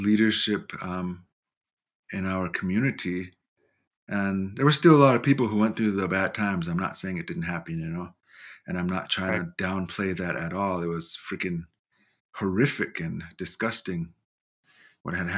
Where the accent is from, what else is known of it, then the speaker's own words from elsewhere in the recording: Lodge Grass, Montana, United States; I'm from Lodgegrass, Montana, and more specifically Binnada, which is a area between the Bighorn Mountains and Lodgegrass.